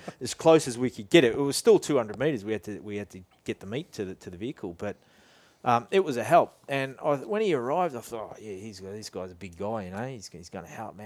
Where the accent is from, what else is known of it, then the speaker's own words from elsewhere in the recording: Boronia, Victoria, Australia; also born or lived in Scotland; we, we grew up in Bronya. Um, we had some bush blocks around the place